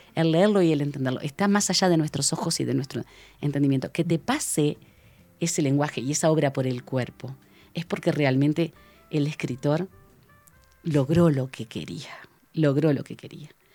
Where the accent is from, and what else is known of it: Uruguay